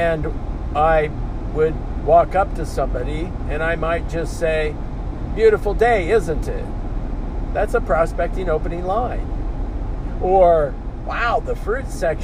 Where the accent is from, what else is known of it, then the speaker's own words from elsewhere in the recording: Oakley, Kansas, United States; moved away; I just spent a day and a half in my hometown